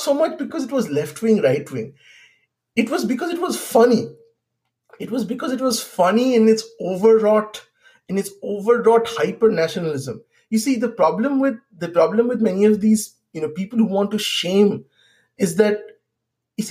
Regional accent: Bengal, India; I do consider myself more an Indian than I consider myself more a Bengali

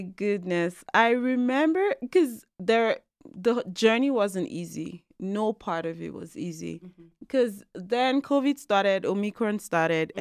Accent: Lagos, Nigeria; moved away as an adult; now in Calgary, Canada; I am originally from Nigeria. I'm an Igbo girl, mm-hmm. born and raised in Lagos

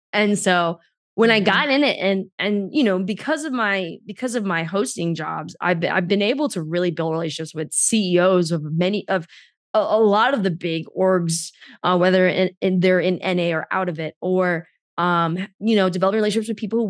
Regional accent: New York, United States; I grew up in the New York City, New Jersey area

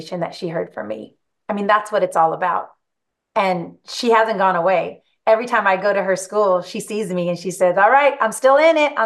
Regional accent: Greenfield, California, United States; growing up in Greenfield, showed them my little house that I grew up

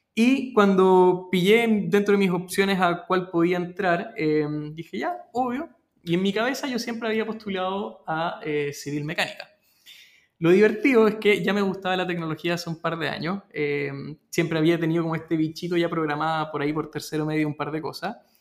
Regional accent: Peru; now in Chile; mi familia es peruana, yo nací en Perú y llegué a Chile.

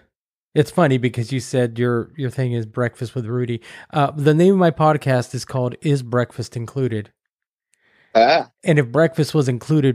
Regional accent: Corsicana, Texas, United States; I grew up just south of Dallas, a small town called Corsicana, in between Dallas and Houston.

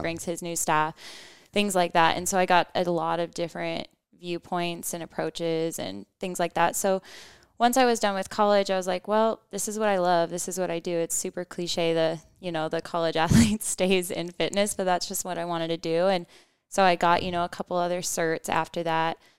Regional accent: United States; we're American

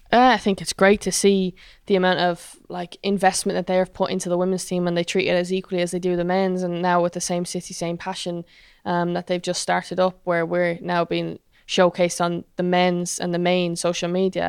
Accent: Ireland

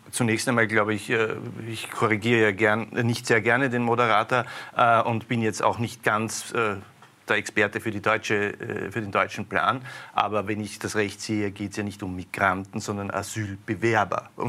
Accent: Austria; sind wir Österreicher

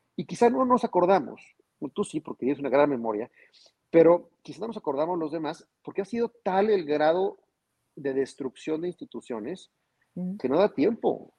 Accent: Zacatecas, Mexico; moved away; voy a regresar por Zacatecas porque estoy enamorado de mi ciudad, estoy enamorado de mi tierra

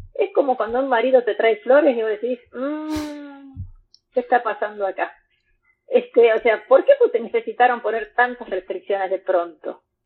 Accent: Argentina; somos todos argentinos

